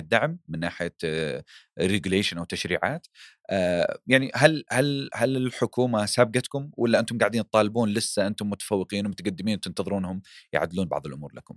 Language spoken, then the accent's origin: Arabic; Saudi Arabia; عندنا في السعوديه